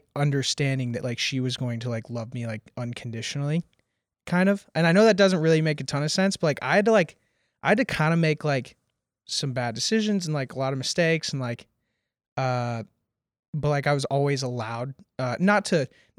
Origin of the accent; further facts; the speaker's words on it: Nashville, Tennessee, United States; So I grew up here in Nashville, and my father was like a relatively prominent concert producer, promoter, radio host, drummer, and did like a lot in the community here.